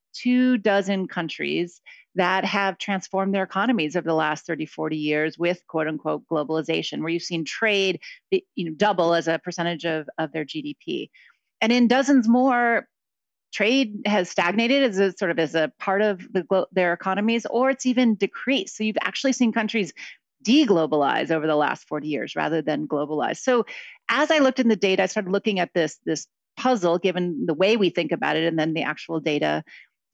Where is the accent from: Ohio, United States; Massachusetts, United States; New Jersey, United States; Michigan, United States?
Ohio, United States; Akron; moved away; also born or lived in Mexico; I grew up in Akron, Ohio, so in the Midwest